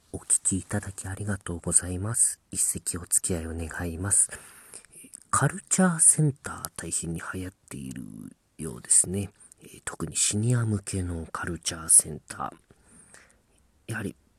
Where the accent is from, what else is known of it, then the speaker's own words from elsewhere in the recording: Ehime, Japan; now in Tokyo, Japan; 私 の地元です。あの、えー、国元です。愛媛県